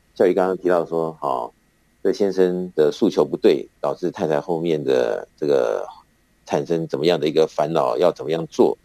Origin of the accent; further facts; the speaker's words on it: Taiwan; 我们台湾的男生啊，那个出了校门以后就要这个服兵役